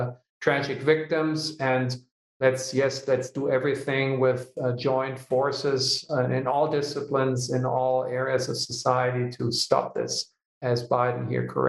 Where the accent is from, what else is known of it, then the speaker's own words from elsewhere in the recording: Hanover, Lower Saxony, Germany; it's my hometown